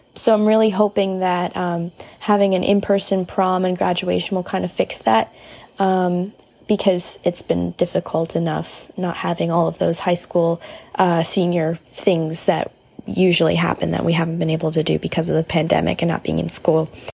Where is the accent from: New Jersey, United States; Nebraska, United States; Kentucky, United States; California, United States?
New Jersey, United States; I'm from New Jersey, and I am a high school senior